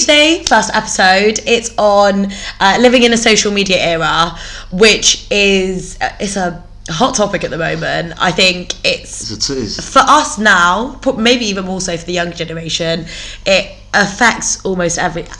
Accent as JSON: {"language": "English", "town": "Bristol", "region": "South West England", "country": "United Kingdom", "also_born_or_lived": "Leeds", "said": "I'm from North Bristol. I basically went to Uni of Leeds."}